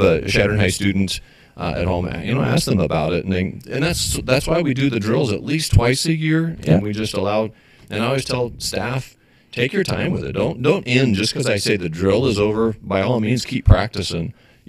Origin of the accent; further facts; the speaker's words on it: Western Nebraska, United States; we're from Western Nebraska.